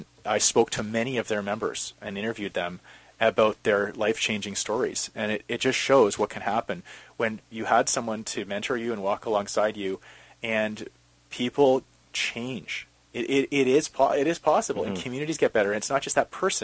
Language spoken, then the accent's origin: English; Calgary, Alberta, Canada; now in Vancouver, Canada; growing up in Calgary